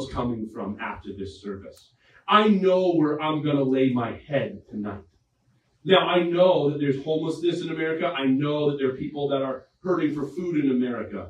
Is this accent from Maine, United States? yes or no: yes; Maine, United States; I'm a Mainer